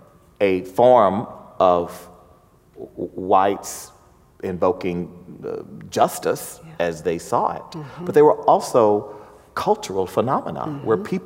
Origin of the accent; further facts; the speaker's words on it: the South, United States; I'm from the South